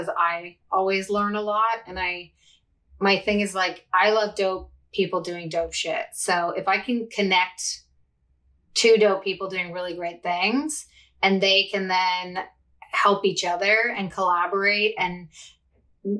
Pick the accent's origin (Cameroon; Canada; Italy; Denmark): Canada; also born or lived in Toronto, Canada; I'm Canadian, based in Toronto, Canada.